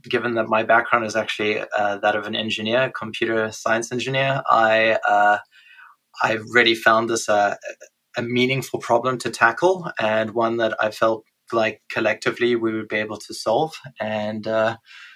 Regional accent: South Africa; moved away as an adult; I was born in South Africa and grew up there the first 30 years of my life

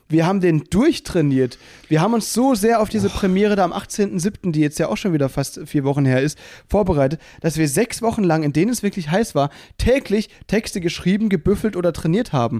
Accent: Mülheim, Germany; bei mir in Mülheim, aus der Stadt, wo ich herkomme

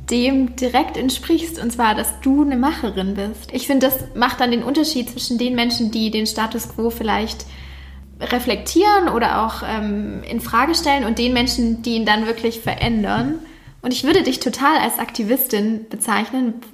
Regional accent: the East, East Germany, Germany; also ich komme ja aus dem Osten.

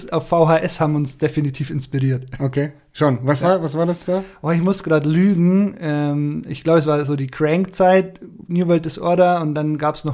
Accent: Bayreuth, Bavaria, Germany; born there; now in Aschau, Germany; Jahre alt, wohne in Aschau, wie der Jasper eben auch. Ähm, Gebürte komme ich aus Bayreuth, aus Oberfranken und dann hat mich so mein beruflicher Werdegang damals in Richtung Alpen verschlagen, dann recht spontan auch nach Aschau.

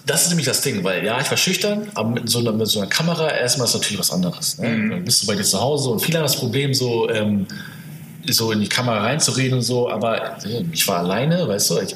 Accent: Hamburg, Germany; da, wo ich herkomme, ist jetzt so, ja, ist jetzt nicht so Ghetto oder so, mhm. aber nicht die beste Gegend

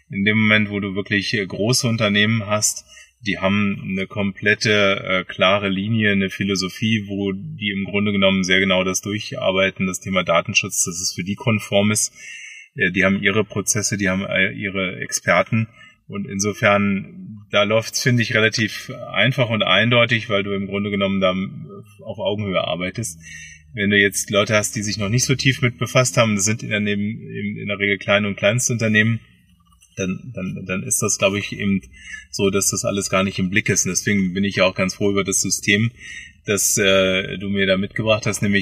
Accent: Hanover, Lower Saxony, Germany; born there; now in Bad Feilnbach, Germany; bin geboren in Hannover und äh, lebe in Bad Feinbach

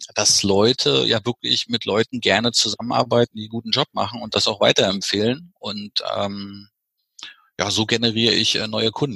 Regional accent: East Germany, Germany; bei uns im Osten

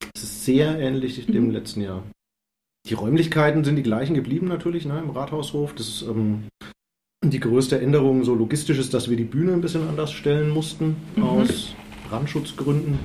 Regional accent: Würzburg, Bavaria, Germany; mich auch als Würzburger

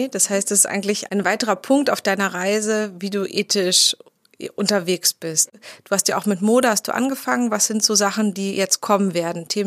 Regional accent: Berlin, Germany; Berlinerin und für mich sind so die alten Postleitzahlbezirke sind so ein bisschen noch so eine ganz alte kindliche Orientierung, wie sich die Stadt gestaltet.

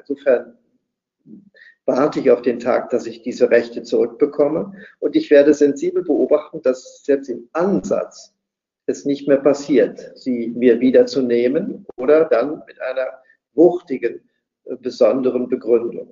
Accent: West Germany, Germany; als Westdeutscher

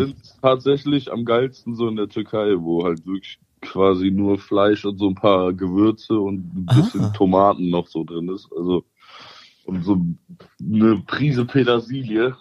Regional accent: Cologne, North Rhine-Westphalia, Germany; weil ich bin ja Kölner

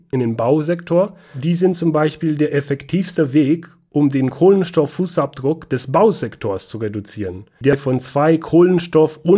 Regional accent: Banat, Romania; wie du weißt, komme ich aus Rumänien, bin in Rumänien aufgewachsen, in Banata Schwaben, Südwesten Rumäniens. Da sind viele Wälder.

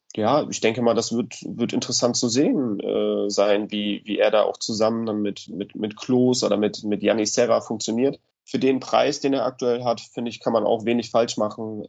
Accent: Cologne, North Rhine-Westphalia, Germany; meine Heimatstadt Köln

